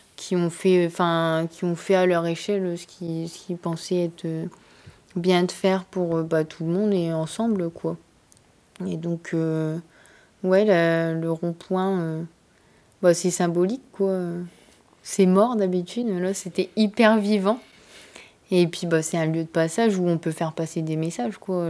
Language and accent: French; Abbeville, Hauts-de-France, France; also born or lived in Amiens; now in near Amiens, France; je suis originaire d'Abbeville